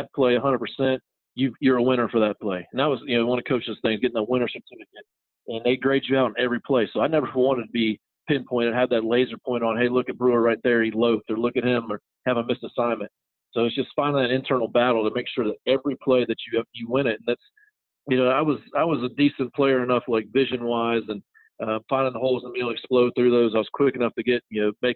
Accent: Troy, Ohio, United States; born or raised there; moved away as an adult; also born or lived in Louisville, Kentucky / Columbia, South Carolina; now in South Carolina, United States

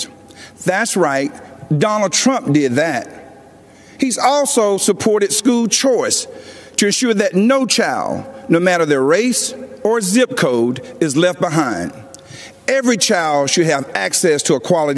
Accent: Laurel Hill, North Carolina, United States; moved away; also born or lived in Georgia; I grew up in the South, in Laurel Hill, North Carolina, Scotland County, the Green Pond community to be exact.

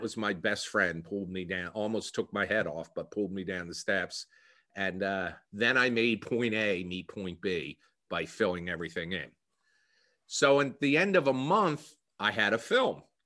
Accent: New Jersey, United States; accent: Philadelphia; Born and raised in New Jersey, and in fact, the co-, a lot of comments I've received is that I have a Philadelphia accent

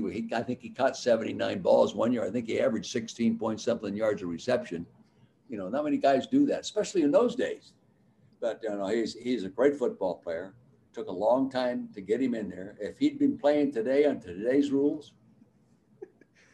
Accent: Calistoga, California, United States; Growing up in the Napa Valley like I did in Calistoga

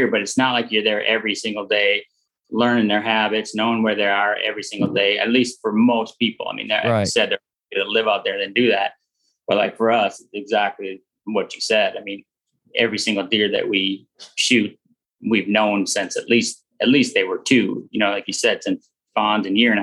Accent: Minnesota, United States; growing up in Minnesota

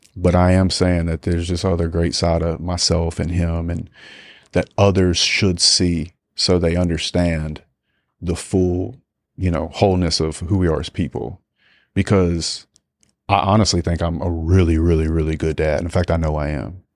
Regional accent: United States; being American.

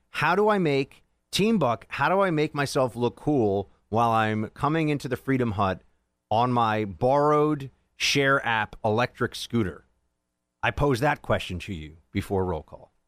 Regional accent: New York, United States; as a New Yorker

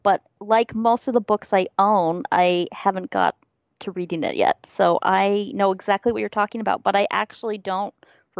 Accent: Midwest, United States; I'm from the Midwest, so I completely, yeah, I relate to the Louisville folks.

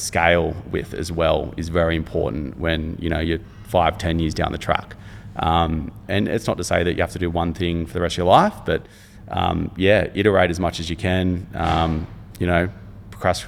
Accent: Cronulla, New South Wales, Australia; living growing up in Cronulla and being close to the beach

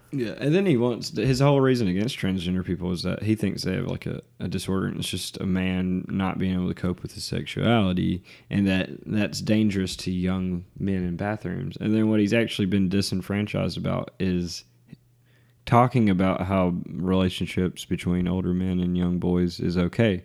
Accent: the South, United States; we grew up in the South

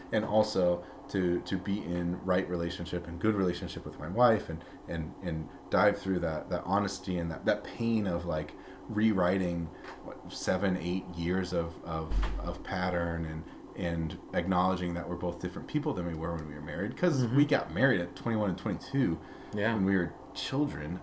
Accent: Peoria, Illinois, United States; also born or lived in Glasford, Illinois; when I was uh, four and a half, roughly almost five, that summer we moved to Peoria, and uh, that's where I grew up

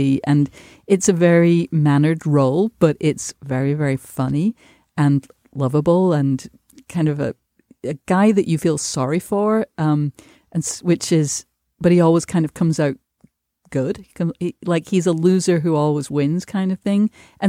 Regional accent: United Kingdom; I have to just as a Brit interlude say

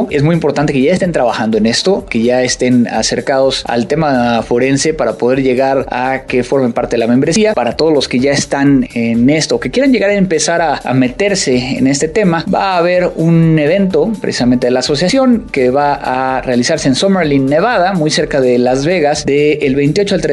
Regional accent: Veracruz, Mexico; now in Monterrey, Mexico; Claro que adoptado porque soy jarocho.

